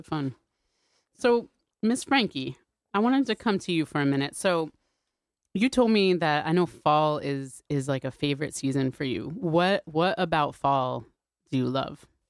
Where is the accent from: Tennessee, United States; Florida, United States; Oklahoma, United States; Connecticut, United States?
Connecticut, United States; I grew up here also